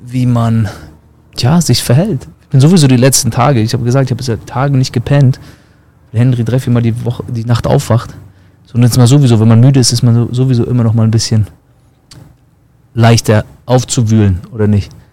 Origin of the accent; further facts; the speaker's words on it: East Germany, Germany; moved away as an adult; now in Florida, United States; kommen wir selber aus dem Osten